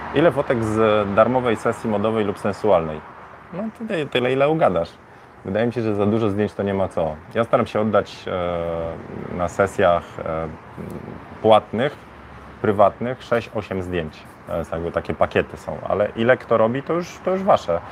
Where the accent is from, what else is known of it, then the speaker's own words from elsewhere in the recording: Bydgoszcz, Kuyavian-Pomeranian Voivodeship, Poland; now in Warsaw, Poland; ja jestem z Bydgoszczy, nie? E, w Bydgoszczy było osiedle Fordon. Ja na osiedlu Bajka mieszkałem w Fordonie.